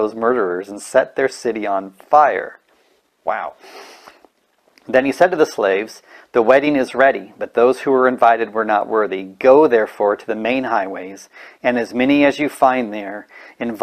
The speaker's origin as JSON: {"language": "English", "region": "California", "country": "United States", "said": "I'm from California"}